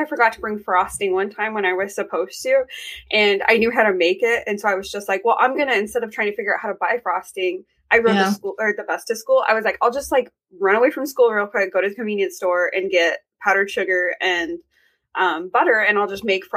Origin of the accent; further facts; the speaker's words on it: Arkansas, United States; also born or lived in Oregon; We moved to Arkansas from Oregon when I was like 10 or 11